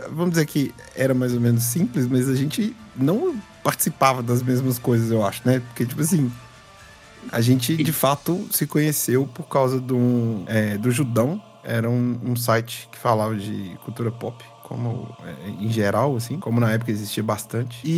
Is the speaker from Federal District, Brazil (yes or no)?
no; João Monlevade, Minas Gerais, Brazil; now in Belo Horizonte, Brazil